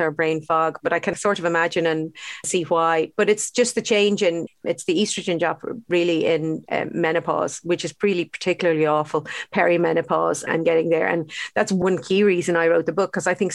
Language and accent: English; Ireland; would have been brought up with very unhealthy diets, actually, to be honest, as Irish kids.